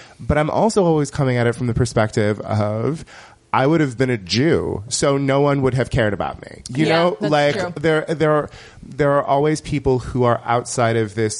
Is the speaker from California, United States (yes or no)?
yes; California, United States; I'm also from California